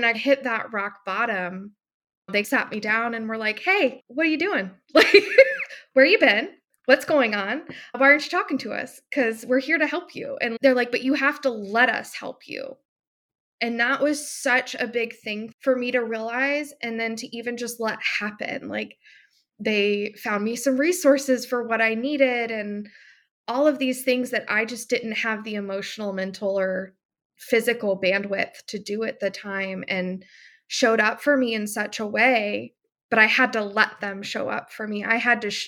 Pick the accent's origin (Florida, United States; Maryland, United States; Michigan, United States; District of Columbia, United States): Florida, United States; I'm from Florida.